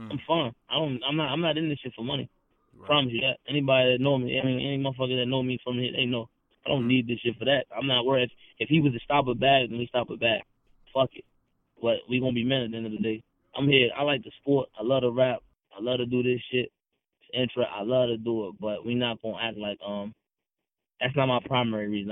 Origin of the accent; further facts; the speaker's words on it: Maryland, United States; I'm from Maryland. Like, we from Maryland